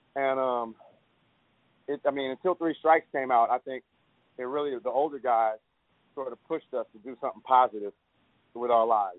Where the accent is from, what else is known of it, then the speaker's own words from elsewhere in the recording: Oakland, California, United States; growing up in Oakland